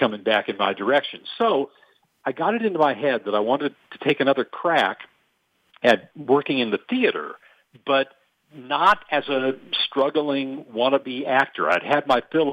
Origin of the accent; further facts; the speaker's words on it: Los Angeles, California, United States; also born or lived in Athens, Ohio; brought me back to Los Angeles, which is my hometown